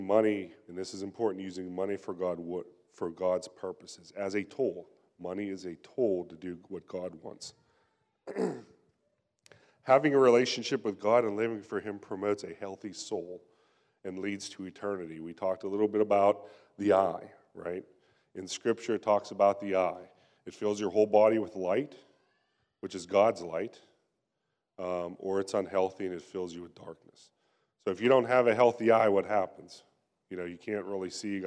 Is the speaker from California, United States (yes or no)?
no; Pennsylvania, United States; moved away; I'm from Pennsylvania, and I remember growing up, and even whenever I go back there to visit now